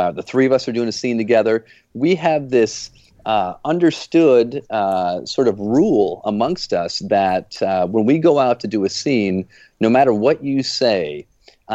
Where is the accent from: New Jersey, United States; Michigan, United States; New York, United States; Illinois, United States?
Michigan, United States; Flint; now in Jupiter, Florida, United States; I live down in Jupiter, Florida now. As you guys know, I grew up in Flint, Michigan